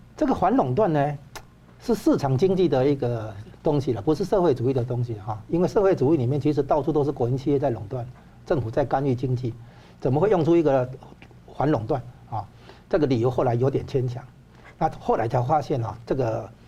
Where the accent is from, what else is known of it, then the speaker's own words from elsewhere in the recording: Taiwan; 我们台湾人